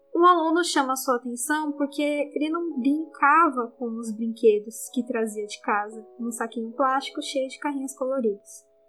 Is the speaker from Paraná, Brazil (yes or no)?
no; Osasco, São Paulo, Brazil; eu sou de Osasco, uma cidade da Grande São Paulo